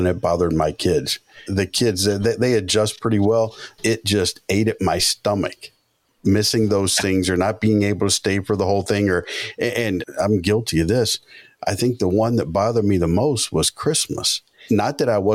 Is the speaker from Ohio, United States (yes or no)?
no; Georgia, United States; I grew up in Georgia